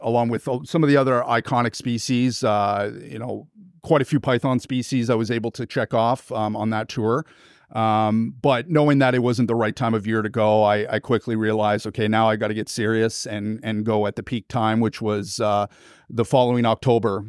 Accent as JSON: {"language": "English", "town": "Toronto", "region": "Ontario", "country": "Canada", "tie": "born or raised there", "lives_now": "Kingston, Canada", "said": "born and raised in Toronto, Ontario, Canada"}